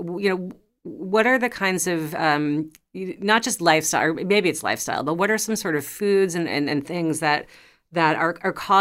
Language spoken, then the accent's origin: English; New York City, New York, United States; I grew up in New York City, and so we did not have gardens really, but I live in a suburban neighborhood now